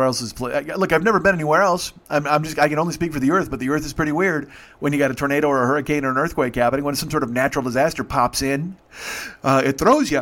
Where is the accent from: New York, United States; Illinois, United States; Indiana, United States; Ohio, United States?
Illinois, United States; Chicago; moved away; I'm from Chicago, but I'm here now